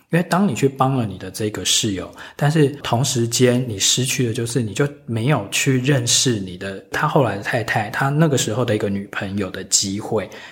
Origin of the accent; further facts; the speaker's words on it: Taiwan; 因为我们台湾长大其实就是很严重的北美腔